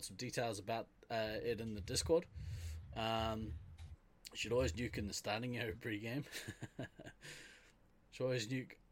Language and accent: English; New Zealand; I'm from New Zealand.